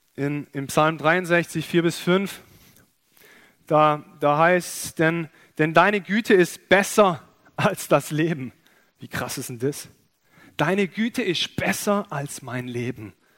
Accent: Germany; wir als Deutsche

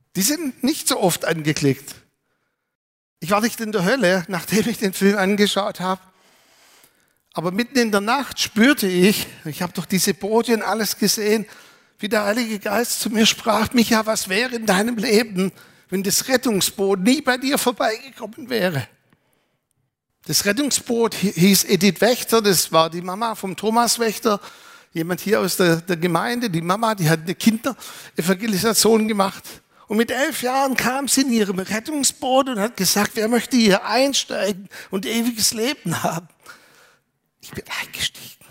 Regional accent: Germany; Wir möchten als Deutsche

